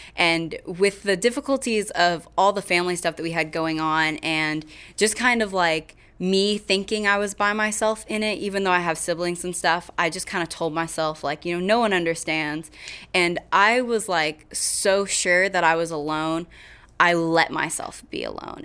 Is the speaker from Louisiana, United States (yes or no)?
no; Kingfisher, Oklahoma, United States; moved away as an adult; now in Weatherford, United States; I am from Kingfisher, Oklahoma, but I live in Weatherford